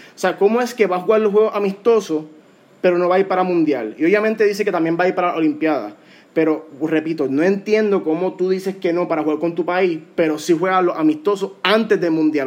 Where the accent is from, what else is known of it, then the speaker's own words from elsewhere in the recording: Puerto Rico; como puertorriqueño